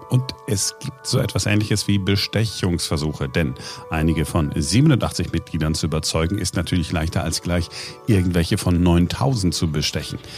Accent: Germany; Ja, wir sind halt Deutsche und wir machen es korrekter als die anderen oder versuchen es zumindest.

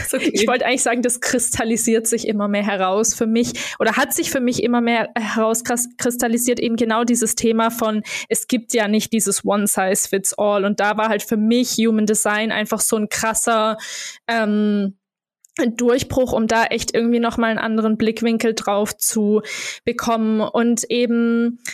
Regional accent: Germany; moved away as an adult; also born or lived in Berlin, Germany / Portugal; wieder so in meine Heimat zu kommen

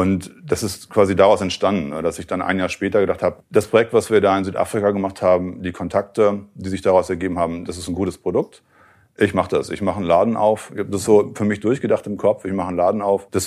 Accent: Bielefeld, North Rhine-Westphalia, Germany; Ich komme ja ursprünglich aus Bielefeld, ne, bin eigentlich so ein Internetkind der frühen Stunde

